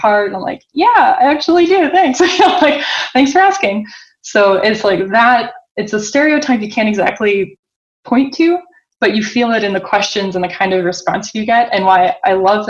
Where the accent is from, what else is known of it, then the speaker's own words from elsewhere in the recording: Boston, Massachusetts, United States; now in Zurich, Switzerland; I'm born and raised in Boston